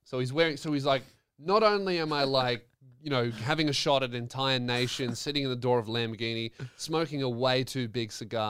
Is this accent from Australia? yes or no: yes; Australia; as an Australian